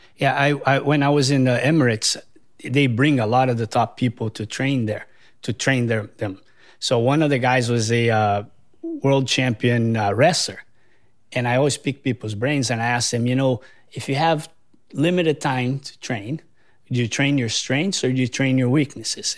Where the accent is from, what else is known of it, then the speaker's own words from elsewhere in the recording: Brazil; moved away as an adult; also born or lived in San Diego, California; now in Hawaii, United States; I'm originally from Brazil, but I moved to California for surfing and university.